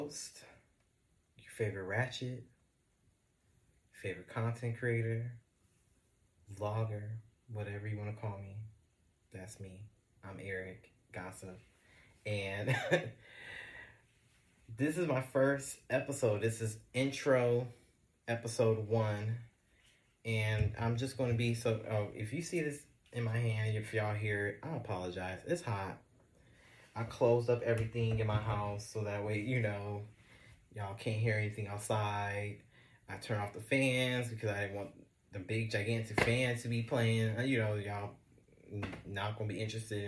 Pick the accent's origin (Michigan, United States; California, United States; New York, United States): California, United States; Los Angeles; I'm from Los Angeles, California.